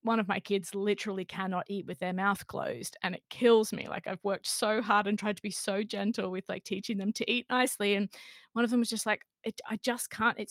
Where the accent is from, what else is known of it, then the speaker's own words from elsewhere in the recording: Australia; now in England, United Kingdom; I'm actually Australian by background, by birth. I grew up in Australia.